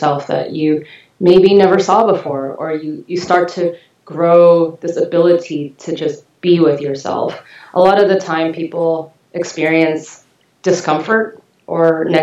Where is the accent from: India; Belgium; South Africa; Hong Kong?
Hong Kong; also born or lived in England / California; now in Los Angeles, United States; I was born and raised in Hong Kong, and I lived in England for about 6 years